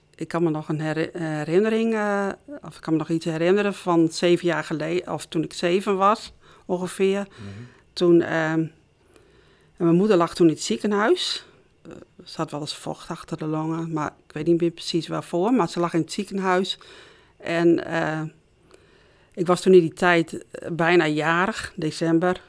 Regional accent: Noordhorn, Groningen, Netherlands; Ik ben opgegroeid in Noordhorn

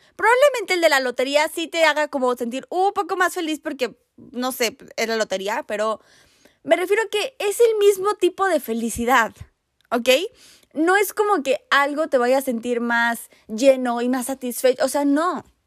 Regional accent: Mexico City, Mexico; yo soy de la Ciudad de México

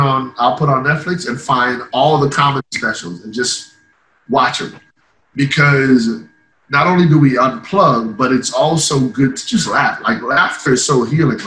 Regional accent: Ireland; moved away; I grew up in Ireland, so the viewpoint is a little bit different

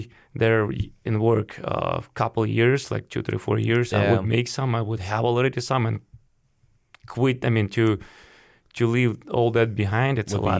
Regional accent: Ukraine; moved away as an adult; now in United States; I came from Ukraine.

